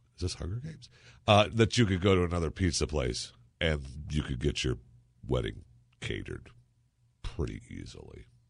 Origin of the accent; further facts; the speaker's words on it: Michigan, United States; moved away as an adult; growing up in Michigan